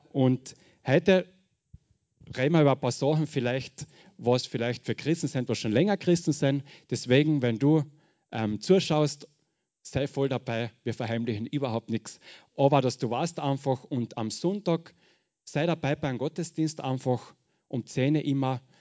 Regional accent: Carinthia, Austria; accent: Carinthian; ich sage gleich, ich rede Kärntnerisch, ich hoffe, wir brauchen keinen Dolmetscher. Hochdeutsch geht noch nicht.

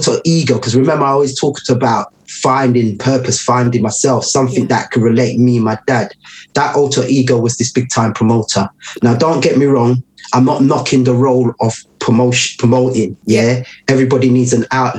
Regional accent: London, United Kingdom; growing up in Tottenham

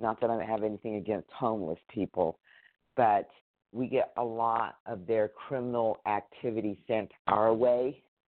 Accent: Northern California, United States; I'm from Northern California

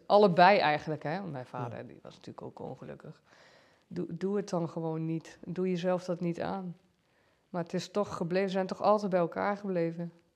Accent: Giesbeek, Gelderland, Netherlands; also born or lived in Arnhem / Doesburg; ik ben getogen en geboren in Giesbeek

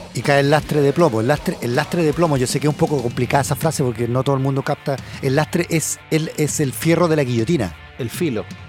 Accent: Chile; moved away; yo soy chileno

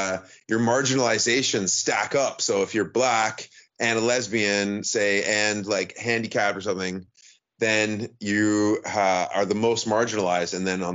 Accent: Canada; I'm Canadian.

